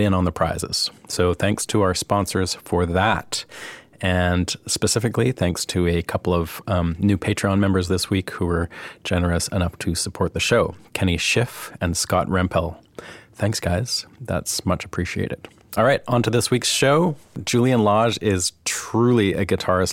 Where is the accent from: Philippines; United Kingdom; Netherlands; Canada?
Canada; now in Nashville, United States; I'm Canadian